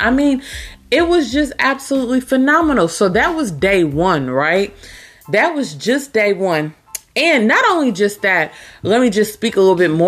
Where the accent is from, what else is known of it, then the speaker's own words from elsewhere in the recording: Louisville, Kentucky, United States; I'm here in Louisville, Kentucky. That is also my hometown.